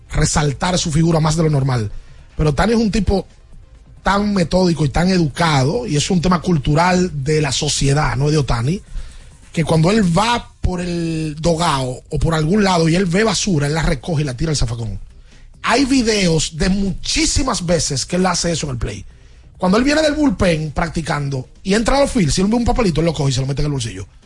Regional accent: Dominican Republic; Eso, así somos los dominicanos.

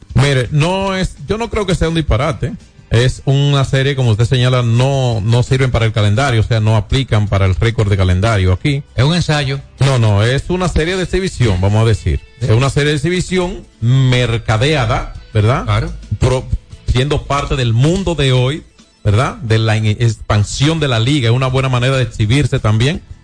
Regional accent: Dominican Republic

